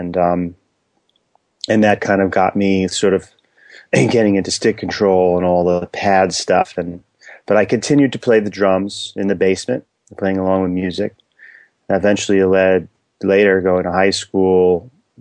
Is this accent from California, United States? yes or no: no; New York City, New York, United States; moved away; also born or lived in New Jersey; I grew up in Inwood, which is like around 200th Street and Broadway, very tip of Manhattan